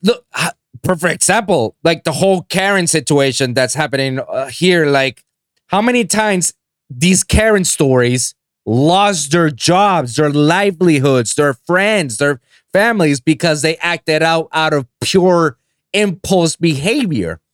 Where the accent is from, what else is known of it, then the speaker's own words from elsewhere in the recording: Puerto Rico; I'm from Puerto Rico. That's I was born and raised in that island